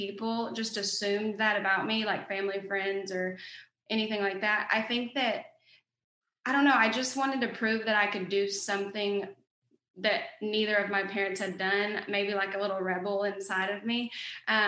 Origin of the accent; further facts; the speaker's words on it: Oklahoma, United States; accent: Southern twang; I'm from Oklahoma. I live in Duncan, Oklahoma.